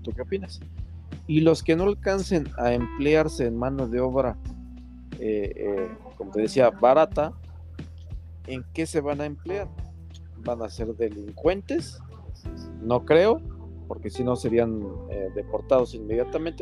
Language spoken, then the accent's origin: Spanish; Mexico; also born or lived in Tláhuac, Mexico City; Como mexicano